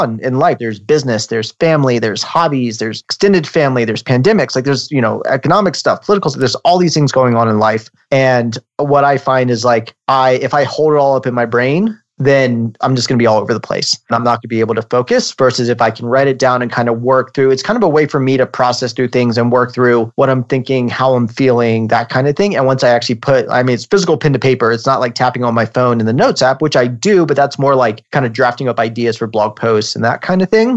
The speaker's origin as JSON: {"language": "English", "region": "Virginia", "country": "United States", "tie": "born or raised there", "also_born_or_lived": "Switzerland / Manhattan, New York", "moved": "as an adult", "lives_now": "Denver, United States", "said": "I was born and raised on the East Coast in Virginia, and I currently live in Denver, Colorado"}